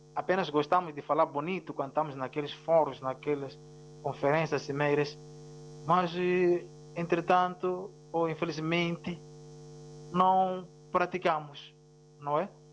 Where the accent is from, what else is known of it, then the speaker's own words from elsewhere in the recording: Mozambique; first language Ronga; Portuguese is a second language; a minha língua materna ronga